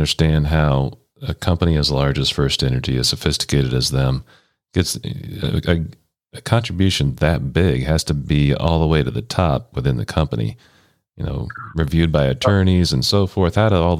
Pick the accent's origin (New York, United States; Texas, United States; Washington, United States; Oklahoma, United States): Oklahoma, United States; Oklahoma City; now in Cleveland, United States; as a transplant, I'm from Oklahoma City, where I grew up